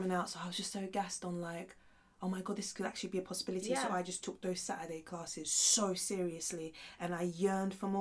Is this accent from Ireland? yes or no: no; Sierra Leone; moved away; I was born in Sierra Leone.